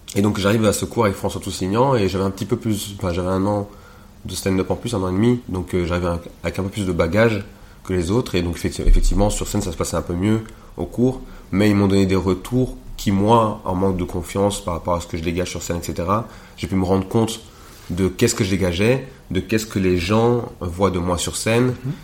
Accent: Rwanda; also born or lived in Montreal; now in Belgium; je suis pas congolais, je suis rwandais

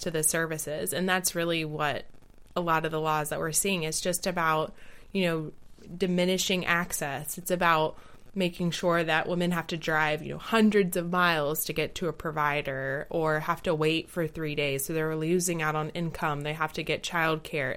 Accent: the South of the United States, United States; I grew up in the South of the United States

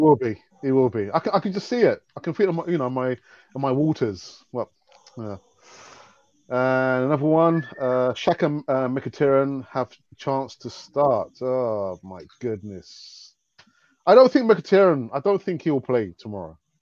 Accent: London, United Kingdom; I was born and bred in London

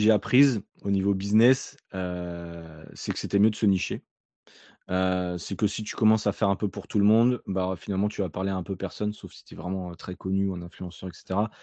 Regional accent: Nantes, Pays de la Loire, France; moved away as an adult; also born or lived in Alsace / Australia; je viens de Nantes à la base

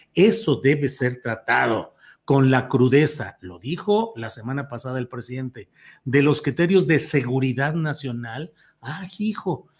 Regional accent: Torreón, Coahuila, Mexico; moved away; mi condición de lagunero, porque yo soy nacido en Torreón, Coahuila

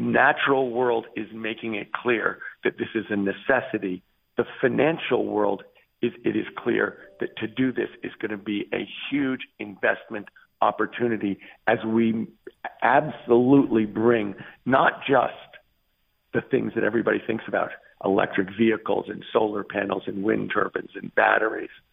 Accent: California, United States; my home state of California

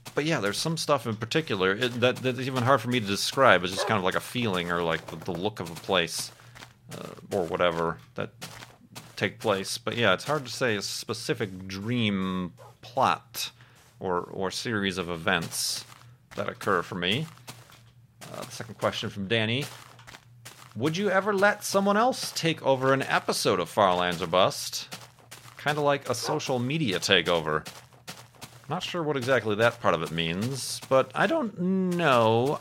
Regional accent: Midwest, United States; growing up in the Midwest

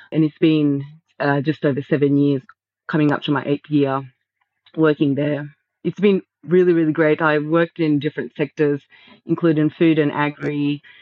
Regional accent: Victoria, Australia; born there; my father is from Queensland, and I did most of my study abroad in Queensland, even though I was born in Victoria.

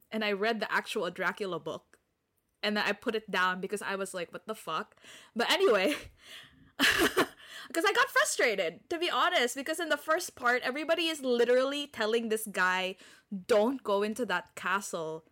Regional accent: Philippines; I'm from the Philippines

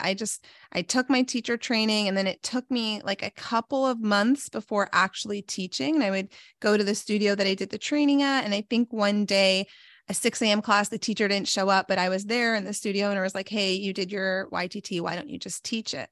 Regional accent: New York, United States; also born or lived in Pittsburgh; I'm from New York

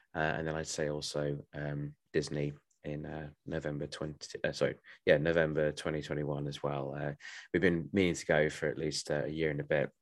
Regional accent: Bromley, London, United Kingdom; I am from Bromley in Kent or South East London

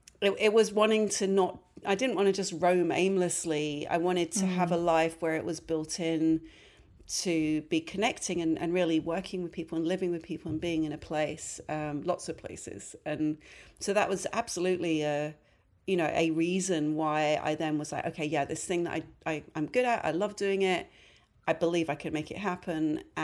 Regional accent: London, United Kingdom; now in New York, United States; Yes, I was. Yeah, I was born and raised in London.

